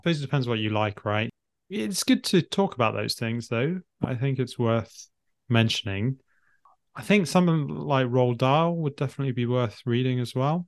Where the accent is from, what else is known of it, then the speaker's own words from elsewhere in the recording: England, United Kingdom; first language English; also born or lived in Willesden Green, London; as an English person, English native speaker